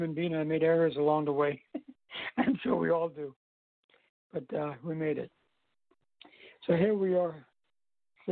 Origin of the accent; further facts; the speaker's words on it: U.S. Virgin Islands; also born or lived in New York; I'm from St. Thomas.